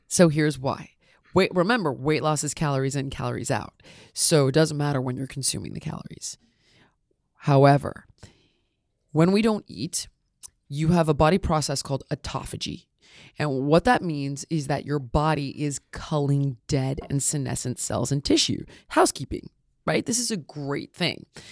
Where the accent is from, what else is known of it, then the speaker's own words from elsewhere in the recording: Los Angeles, California, United States; I'm born and raised in Los Angeles, actually. Never, never got out.